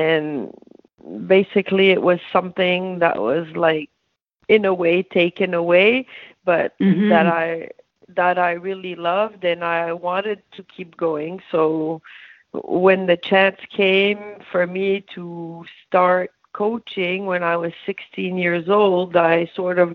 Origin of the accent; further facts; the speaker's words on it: Gatineau, Quebec, Canada; My hometown was Gatineau, so just beside Hull.